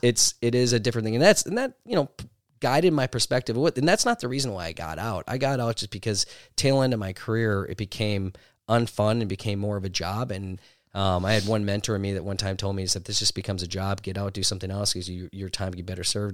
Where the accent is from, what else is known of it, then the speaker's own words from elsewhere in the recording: Milwaukee, Wisconsin, United States; I grew up in Milwaukee